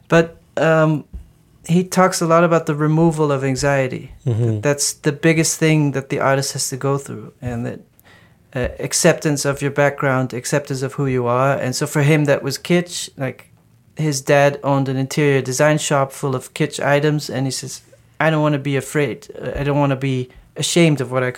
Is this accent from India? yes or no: no; Netherlands; moved away; I grew up in the Netherlands